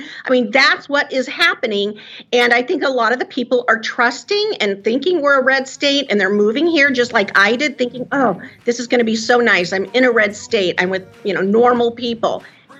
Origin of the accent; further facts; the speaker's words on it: California, United States; now in Tennessee, United States; Well, it's interesting because I come from California. Our home base is California. So I did California politics for 25 years. And so I see it so easily in these red states being new to Tennessee.